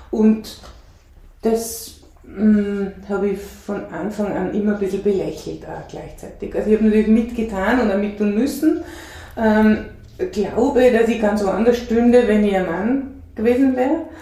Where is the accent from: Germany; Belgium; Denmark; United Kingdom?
Denmark; born there; ich bin in Dänemark geboren